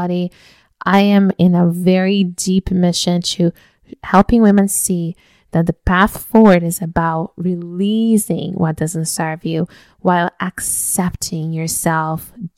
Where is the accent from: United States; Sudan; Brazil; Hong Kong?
Brazil; I'm from Brazil, so today is actually when we celebrate the family meal and exchange gifts and so on